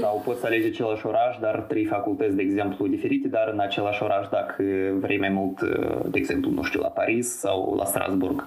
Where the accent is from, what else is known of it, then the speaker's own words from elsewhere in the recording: Chișinău, Moldova; moved away as an adult; now in Lyon, France; vin uh, din Chișinău, uh, din sectorul Băicani.